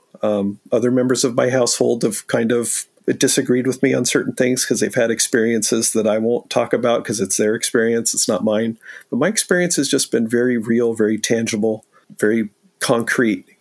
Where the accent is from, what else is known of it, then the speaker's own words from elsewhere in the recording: San Diego, California, United States; now in Pacific Northwest, United States; born and raised in San Diego